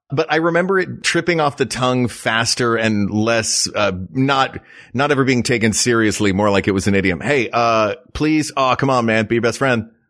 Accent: the South, United States; Where I grew up in the South

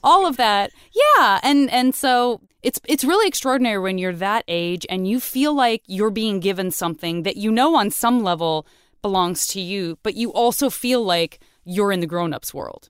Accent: Tucson, Arizona, United States; moved away as an adult; also born or lived in San Francisco; I'm from Tucson, Arizona

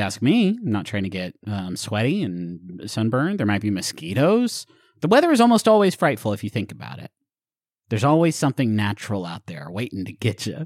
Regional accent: Huntington, West Virginia, United States; moved away; so I grew up in Huntington, a short walk from Ritter Park

